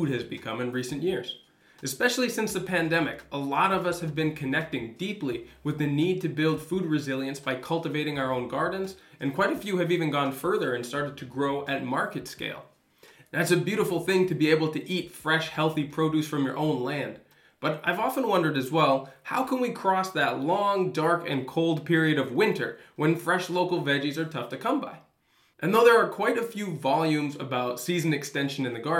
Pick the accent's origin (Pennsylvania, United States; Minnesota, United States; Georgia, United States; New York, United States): Minnesota, United States; I grew up in Minnesota where the winters are really long